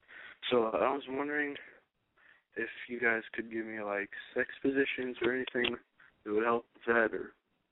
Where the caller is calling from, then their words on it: Kentucky, United States; I'm calling from Kentucky, and I'm 21 years old.